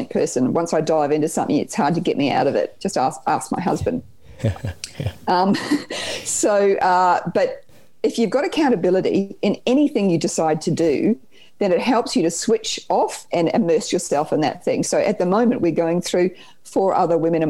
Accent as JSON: {"language": "English", "country": "New Zealand", "tie": "born or raised there", "accent": "Kiwi twang", "moved": "yes", "lives_now": "Australia", "said": "I grew up in New Zealand. You might hear the little Kiwi twang there."}